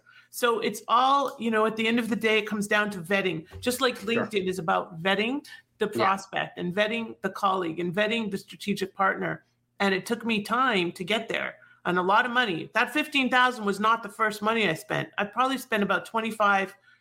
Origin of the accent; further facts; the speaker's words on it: Toronto, Ontario, Canada; now in South Florida, United States; I am originally from Toronto. I am now in South Florida